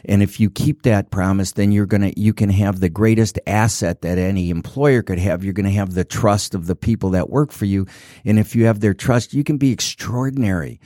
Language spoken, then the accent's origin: English; Detroit, Michigan, United States; I grew up in Detroit